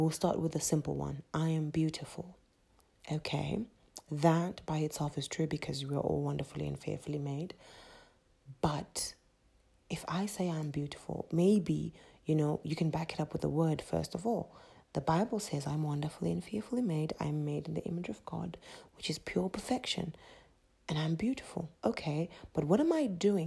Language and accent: English; Zimbabwe; accent: Zimbabwean; my Zimbabwean accent